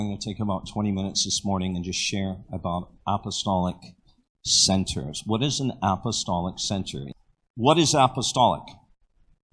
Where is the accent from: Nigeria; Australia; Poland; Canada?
Canada; moved away as an adult; also born or lived in United States / Florida; We're from Canada